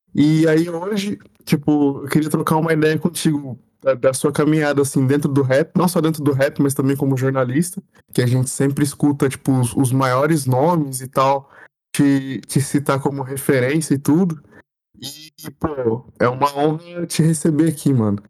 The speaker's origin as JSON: {"language": "Portuguese", "town": "São José dos Campos", "region": "São Paulo", "country": "Brazil", "tie": "born or raised there", "also_born_or_lived": "Rio de Janeiro", "said": "Eu, eu, eu sou de, de São José dos Campos, eu cresci em São José dos Campos"}